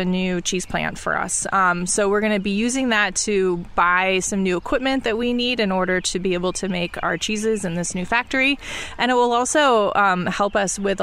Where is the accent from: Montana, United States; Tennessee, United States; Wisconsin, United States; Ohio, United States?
Wisconsin, United States; Mount Horeb; I grew up in Mount Horeb, so we're close to my home